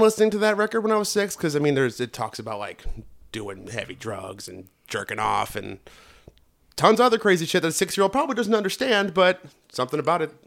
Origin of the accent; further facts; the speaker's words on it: Northwest Indiana, United States; I grew up in Northwest Indiana